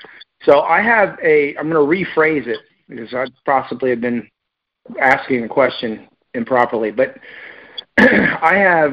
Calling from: Winter Haven, Florida, United States; Florida, Winter Haven, Florida.

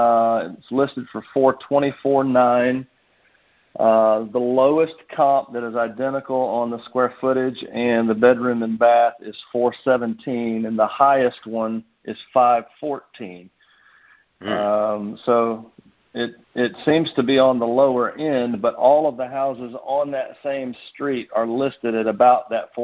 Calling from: Nashville, Tennessee, United States; Nashville, Tennessee.

